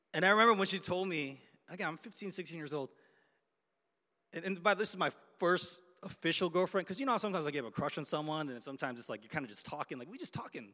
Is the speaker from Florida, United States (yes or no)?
no; Chicago, Illinois, United States; I'm from Chicago